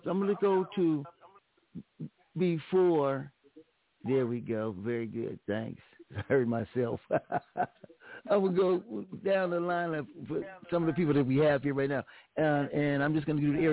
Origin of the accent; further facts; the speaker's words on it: Pomona, California, United States; a guy that I grew up with in Pomona, California